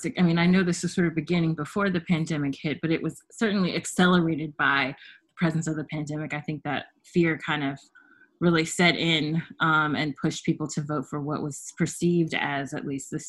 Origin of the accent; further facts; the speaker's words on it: the South, United States; I'm a Black Southerner. I was born and raised in the South.